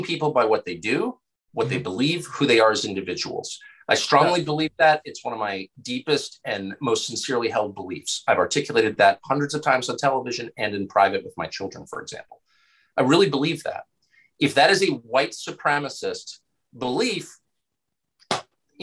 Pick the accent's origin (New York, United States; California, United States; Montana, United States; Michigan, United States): California, United States; I was a small child growing up in California